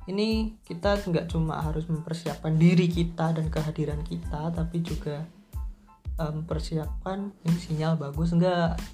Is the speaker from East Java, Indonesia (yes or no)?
yes; Tulungagung, East Java, Indonesia; waktu balik ke Tulungagung ke kota asalku itu disuruh buat stay dua minggu di kontrakan dulu